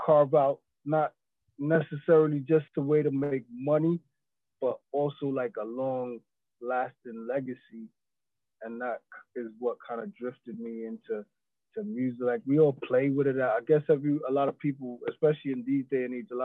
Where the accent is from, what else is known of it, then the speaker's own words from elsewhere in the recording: New York City, New York, United States; accent: American; moved away as an adult; also born or lived in East London, United Kingdom; now in London, United Kingdom; I grew up in New York